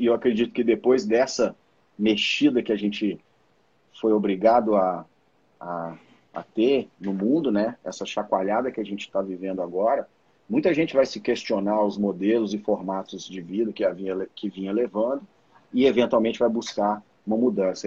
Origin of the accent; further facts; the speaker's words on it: Belo Horizonte, Minas Gerais, Brazil; eu sou mineiro de Belo Horizonte